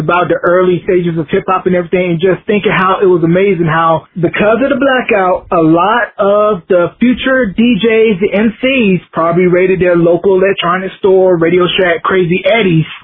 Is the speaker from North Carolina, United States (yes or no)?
yes; North Carolina, United States; growing up in North Carolina, everything pretty much came late down here